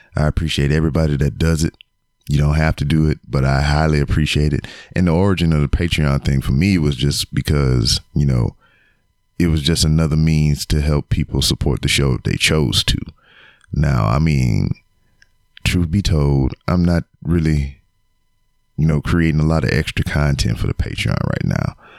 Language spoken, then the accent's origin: English; Lake Charles, Louisiana, United States; now in Houston, United States; my hometown of Lake Charles, Louisiana